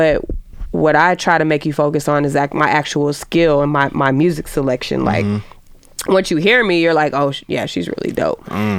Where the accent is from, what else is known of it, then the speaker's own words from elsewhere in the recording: Atlanta, Georgia, United States; I'm gonna speak with real being that I'm from Atlanta.